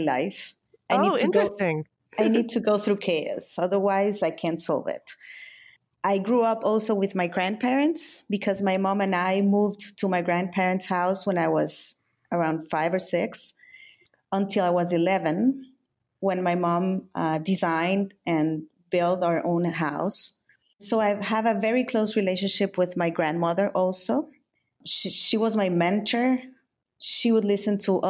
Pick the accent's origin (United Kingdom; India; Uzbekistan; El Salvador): El Salvador; also born or lived in Milan; I'm from El Salvador. I live in San Salvador, the capital city.